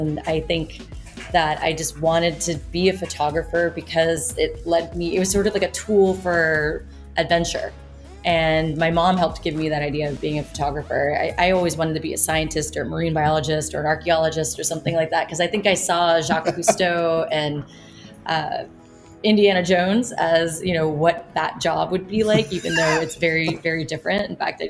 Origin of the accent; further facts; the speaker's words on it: Indonesia; So my parents were stationed around the world, and I grew up in Indonesia.